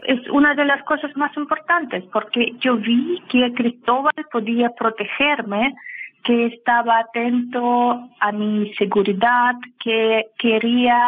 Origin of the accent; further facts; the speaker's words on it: Saint Petersburg, Russia; Spanish is a second language; moved away as an adult; now in Santiago, Chile; Yo soy de San Petersburgo